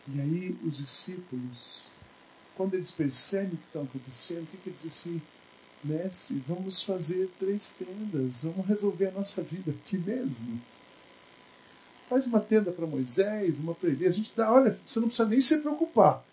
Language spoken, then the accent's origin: Portuguese; Barbacena, Minas Gerais, Brazil; moved away; E eu lembro quando eu era criança, lá em Barbacena